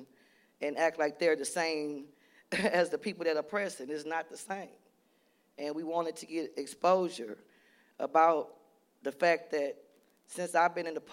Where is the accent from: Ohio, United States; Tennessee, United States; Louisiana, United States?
Louisiana, United States; New Orleans; I'm from New Orleans